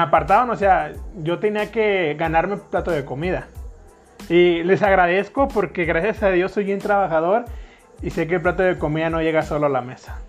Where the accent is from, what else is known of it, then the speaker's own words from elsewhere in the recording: Tampico, Tamaulipas, Mexico; moved away as an adult; now in San Luis Potosí, Mexico; Soy de Tampico, Tamaulipas, México. Nací en una colonia que se llama, conocida como la Isla del Encanto